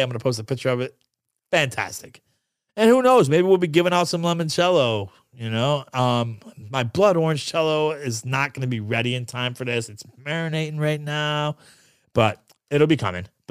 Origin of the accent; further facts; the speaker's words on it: New York, United States; moved away; I'm Sicilian from New York